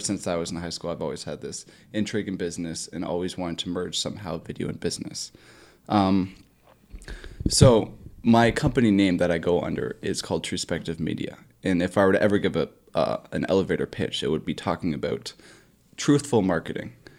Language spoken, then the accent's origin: English; Bolton, Ontario, Canada; my hometown of Bolton, Ontario